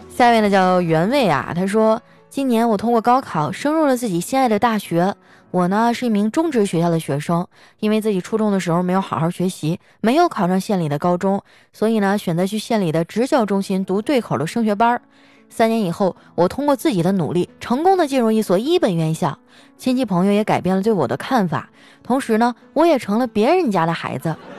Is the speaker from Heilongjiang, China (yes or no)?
yes; Qitaihe, Heilongjiang, China; moved away; 我老家七台河